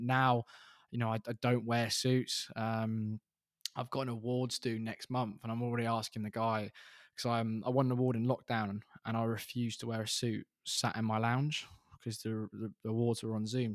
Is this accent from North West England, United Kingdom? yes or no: no; Reading, South East England, United Kingdom; we're both from Reading